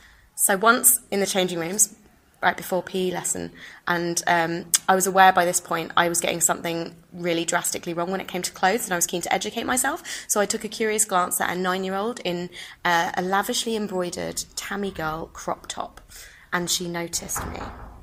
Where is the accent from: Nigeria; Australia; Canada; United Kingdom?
United Kingdom; Brighton, South East England; So, I mentioned earlier, I'm from Brighton. And Brighton is the gay capital of the UK.